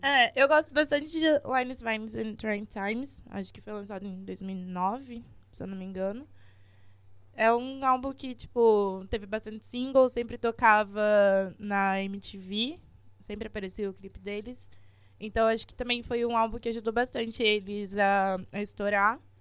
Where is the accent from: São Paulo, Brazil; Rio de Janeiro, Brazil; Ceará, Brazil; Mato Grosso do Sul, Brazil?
São Paulo, Brazil; interior of; a gente é daqui do interior de São Paulo